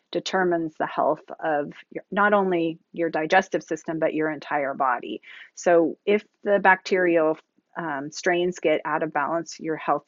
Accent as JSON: {"language": "English", "town": "Seattle", "region": "Washington", "country": "United States", "said": "I'm from Seattle"}